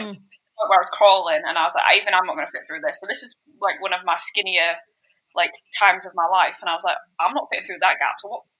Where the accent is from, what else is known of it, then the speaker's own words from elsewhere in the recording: United Kingdom; moved away; one thing that we say as British people that Americans apparently don't really say is "to be fair."